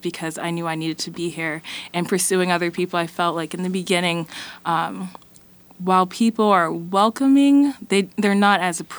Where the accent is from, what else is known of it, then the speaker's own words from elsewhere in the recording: Davenport, Iowa, United States; I'm from Iowa, born and raised, Davenport, and then I came to Iowa City to go to school here